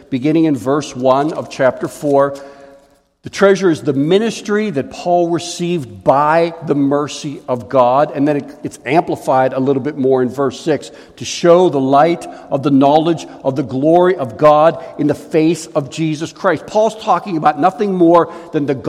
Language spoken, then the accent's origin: English; Pittsburgh, Pennsylvania, United States; I grew up in Pittsburgh